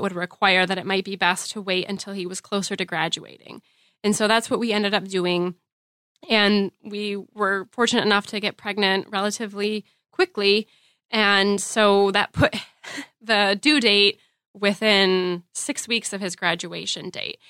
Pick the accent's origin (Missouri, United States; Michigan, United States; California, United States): Michigan, United States; Grand Rapids; I'm from Grand Rapids, Michigan